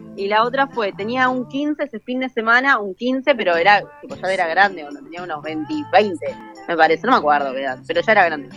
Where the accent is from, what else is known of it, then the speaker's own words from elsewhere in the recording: Morón, Buenos Aires Province, Argentina; yo soy de Morón, el gallito de Morón, el grande.